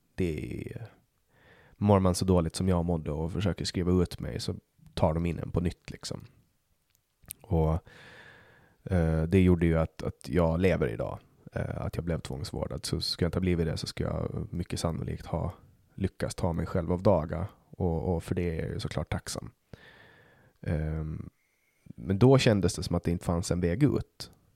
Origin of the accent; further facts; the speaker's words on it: Åland, Finland; now in Sweden; Jag kommer ju från Åland som är en autonom region i Finland